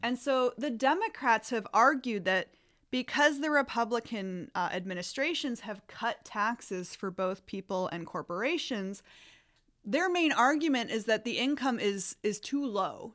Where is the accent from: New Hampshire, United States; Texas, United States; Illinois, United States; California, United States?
Illinois, United States; also born or lived in Wisconsin / Michigan; now in Sacramento, United States; I'm originally from Illinois, and I went to school in Wisconsin and graduate school at Michigan State